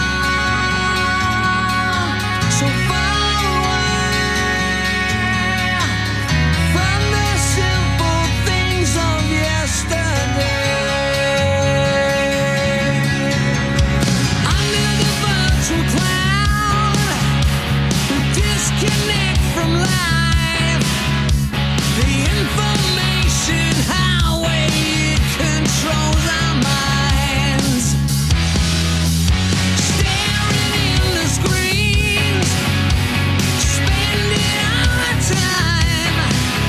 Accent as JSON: {"language": "English", "region": "Pennsylvania", "country": "United States", "moved": "yes", "lives_now": "California, United States", "said": "We're from Pennsylvania"}